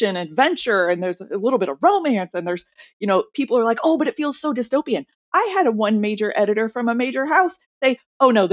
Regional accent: Seattle, Washington, United States; moved away as an adult; also born or lived in China; I'm also from Seattle

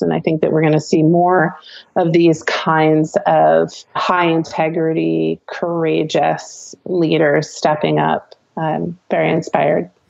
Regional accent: New Jersey, United States; I'm a Jersey girl.

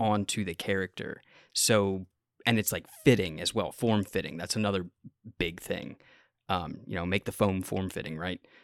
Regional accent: United States; I'm from America

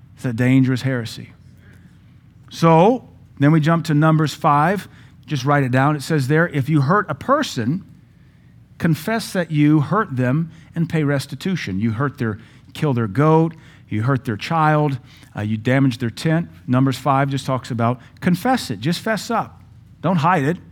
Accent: Louisiana, United States; We're from Louisiana

